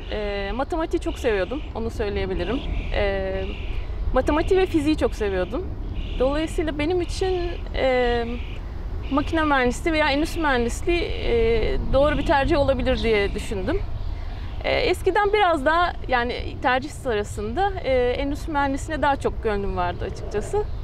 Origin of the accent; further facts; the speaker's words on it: Ankara, Turkey; also born or lived in Istanbul; 41 yaşındayım. İstanbul doğumluyum. E, Ortaokul, liseyi Ankara'da okudum.